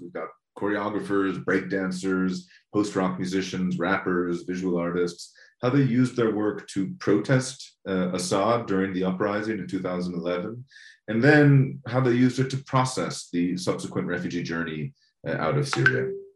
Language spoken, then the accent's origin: English; United States; for me as an American